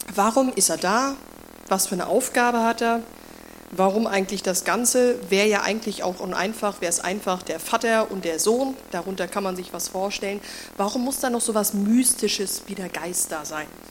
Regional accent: Germany; moved away; damals in Deutschland, in dem Ort, wo ich aufgewachsen bin

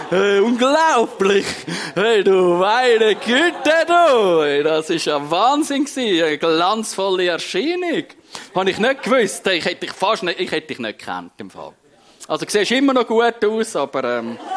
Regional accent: Switzerland; Als, als Schweizer wenn wir glänzen, als Prediger wenn wir glänzen

